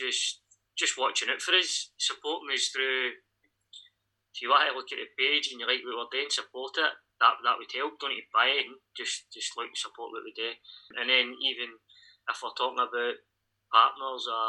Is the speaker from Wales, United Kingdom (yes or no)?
no; Tea Cake Town, Scotland, United Kingdom; I'm from Tea Cake Town